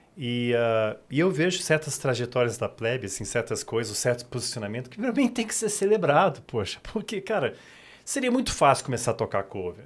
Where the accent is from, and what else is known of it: Brasília, Federal District, Brazil; born or raised there; also born or lived in United States